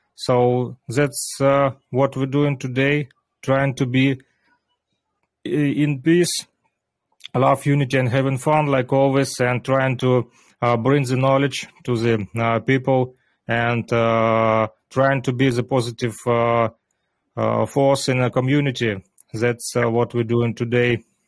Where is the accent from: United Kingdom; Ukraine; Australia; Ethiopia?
Ukraine; Luhansk, Luhansk Oblast; English is a second language; I was born in Lugansk city